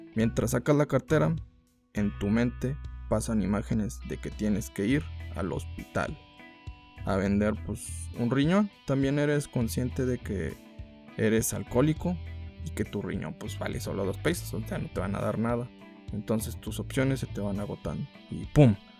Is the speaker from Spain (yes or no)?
no; Mexico; somos mexicanos